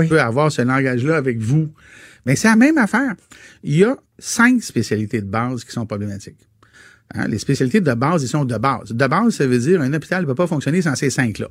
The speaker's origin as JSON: {"language": "French", "region": "Quebec", "country": "Canada", "said": "en tant que Québécois francophone vivant au Québec"}